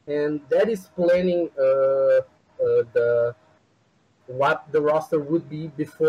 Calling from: Brazil; I'm calling from Brazil, actually.

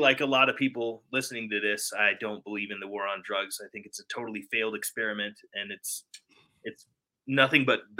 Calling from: Denver, Colorado, United States; Denver, Colorado.

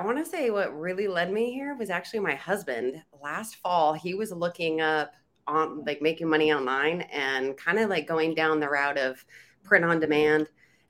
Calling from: Reno, Nevada, United States; Reno, Nevada.

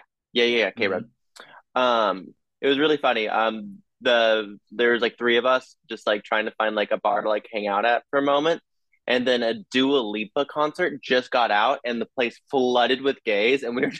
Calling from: Seattle, Washington, United States; I am in the sunny anarchist district of Seattle, Washington. It's currently snowing and it's really, really cold, but I'm happy to be home.

